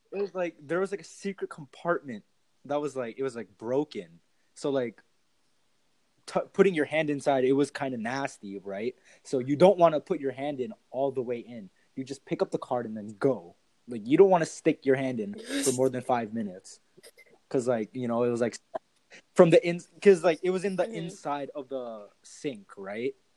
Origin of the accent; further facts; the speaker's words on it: Canada; Canada and like America has a lot of like foreigners that come mm-hmm. to Canada, and like our country is really diverse